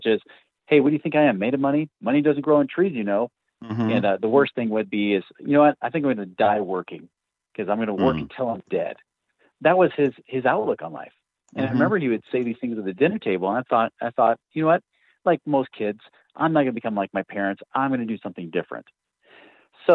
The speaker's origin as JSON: {"language": "English", "region": "Oregon", "country": "United States", "tie": "born or raised there", "said": "I grew up out in Oregon"}